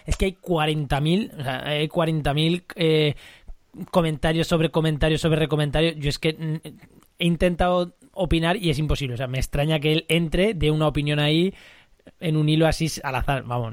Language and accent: Spanish; Albacete, Castilla-La Mancha, Spain; como manchego albaceteño que soy